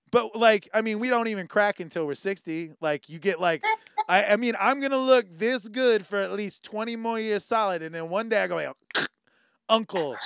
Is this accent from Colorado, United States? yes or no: no; California, United States; now in Hawaii, United States; growing up in California